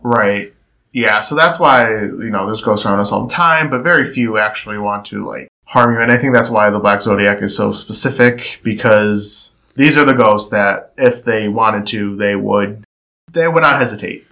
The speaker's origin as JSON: {"language": "English", "town": "Cleveland", "region": "Ohio", "country": "United States", "said": "we're from Cleveland"}